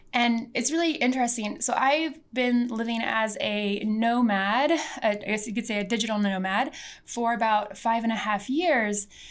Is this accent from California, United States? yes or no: no; Missouri, United States; I was born in America in Missouri on what was once the Ozark and Missouri people's land.